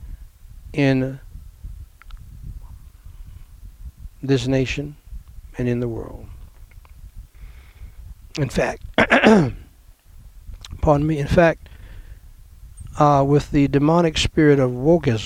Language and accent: English; New York City, New York, United States; growing up in Brooklyn, New York